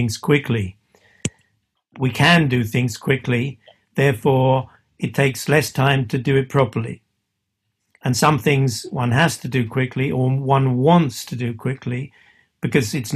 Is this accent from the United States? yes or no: no; England, United Kingdom; I'm English